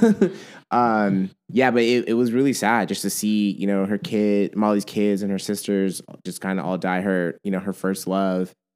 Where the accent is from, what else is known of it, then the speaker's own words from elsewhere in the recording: United States; growing up in America